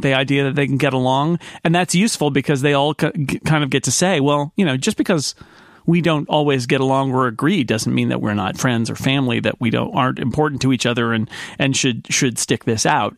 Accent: United States; as American readers

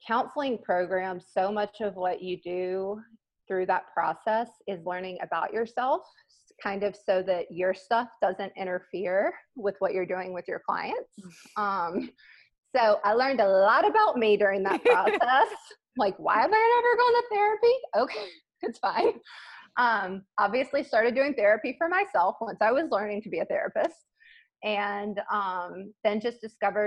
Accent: South Mississippi, United States; growing up in South Mississippi, very close to New Orleans

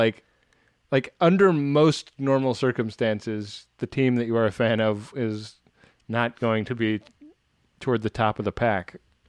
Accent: California, United States; I grew up in the Bay Area, and when I was a kid, the 49ers like pretty routinely won the Super Bowl

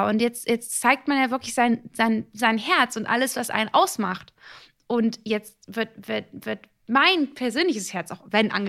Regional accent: Italy; ich bin Italiener, wir machen, wir sind sehr körperlich.

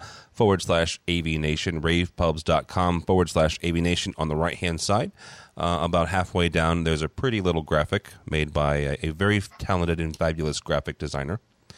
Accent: Midwest, United States; I only say that because I'm again from the Midwest, and everything in New York is your neck of the woods.

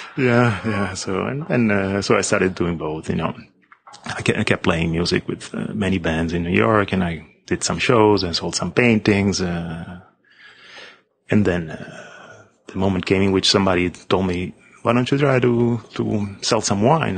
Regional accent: Rome, Lazio, Italy; moved away as an adult; also born or lived in Los Angeles; now in United States; I'm, I'm, from Rome. I'm from Rome. I left uh, in 1987. So I just finished school.

